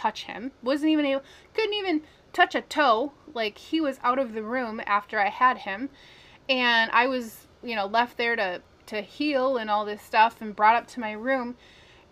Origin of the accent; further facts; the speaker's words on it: Minnesota, United States; I'm from Minnesota